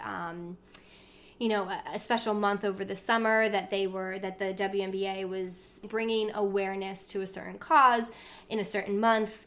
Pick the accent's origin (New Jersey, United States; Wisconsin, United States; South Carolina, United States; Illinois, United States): New Jersey, United States; we lived, we grew up in South Jersey